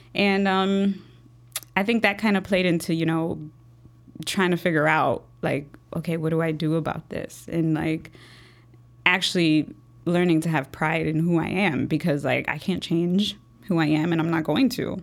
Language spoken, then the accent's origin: English; Chicago, Illinois, United States; I was born and raised here in Chicago, um, Logan Square, Humble Park, um, that's where I was raised